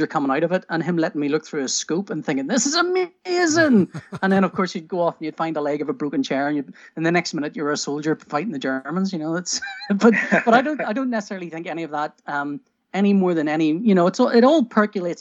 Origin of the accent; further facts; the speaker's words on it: Northern Ireland, United Kingdom; I grew up in Northern Ireland